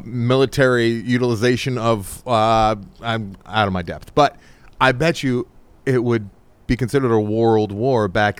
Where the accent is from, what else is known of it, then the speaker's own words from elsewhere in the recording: United States; I'm American.